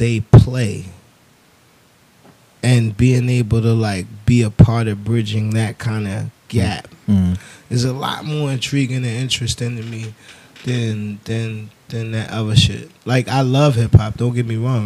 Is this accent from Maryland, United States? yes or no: yes; Baltimore, Maryland, United States; I'm from Baltimore